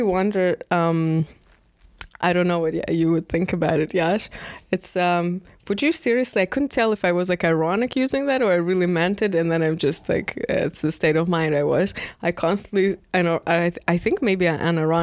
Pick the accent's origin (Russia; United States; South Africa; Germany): Russia; Moscow; moved away; I'm from Moscow and that was happening in Moscow, my education.